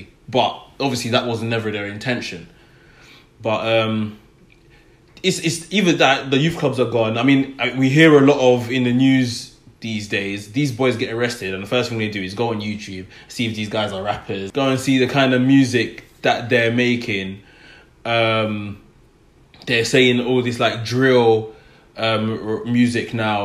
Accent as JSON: {"language": "English", "region": "London", "country": "United Kingdom", "tie": "born or raised there", "said": "where I grew up in Tottenham, there were a few youth clubs in the area"}